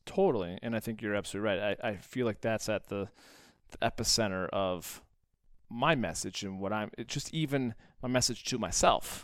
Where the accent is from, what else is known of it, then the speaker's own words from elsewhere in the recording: United States; being an American and an entrepreneur